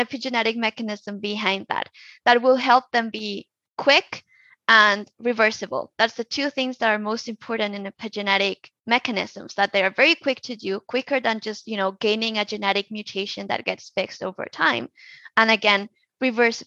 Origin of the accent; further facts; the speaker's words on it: Colombia; now in United States; my home country